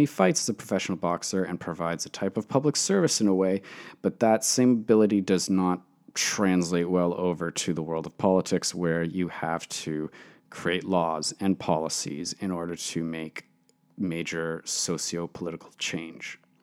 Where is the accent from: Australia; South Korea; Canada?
Canada; Toronto, Ontario; I am from Toronto, Canada